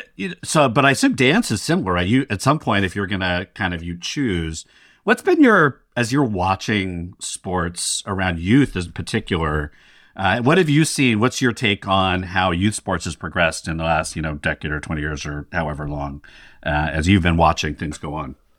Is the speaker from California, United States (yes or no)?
yes; Sacramento, California, United States; also born or lived in Stockton, California; Sacramento and Stockton are my hometowns.